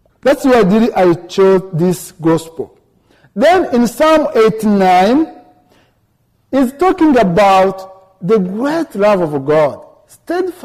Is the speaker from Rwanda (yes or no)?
yes; Rwanda; moved away as an adult; now in United States; I am from Rwanda. I am a student at Concordia Seminary. I came here in December